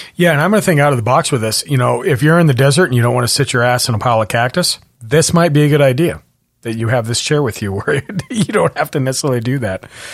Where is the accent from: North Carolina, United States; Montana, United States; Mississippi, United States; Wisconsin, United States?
Montana, United States; now in Washington, United States; I was born in Montana and, and I would have fires like it's a fire season